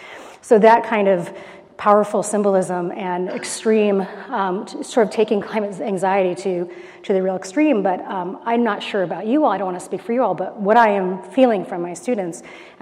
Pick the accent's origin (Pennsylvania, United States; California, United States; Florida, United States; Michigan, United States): California, United States; Los Angeles; I grew up in Los Angeles, so this is not too far from where I used to do my maybe not so great 16-year-old drives up here for Santa Barbara culture.